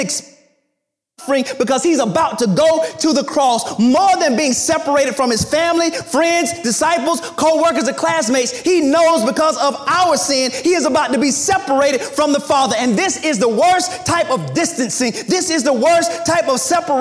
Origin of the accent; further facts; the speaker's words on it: the South, United States; I'm from the South, and my parents are from the South